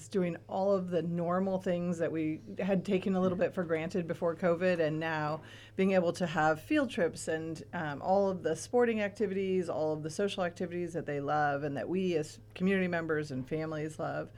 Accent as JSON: {"language": "English", "town": "Madera", "region": "California", "country": "United States", "tie": "born or raised there", "moved": "yes", "lives_now": "Ventura, United States", "said": "I grew up in Madera"}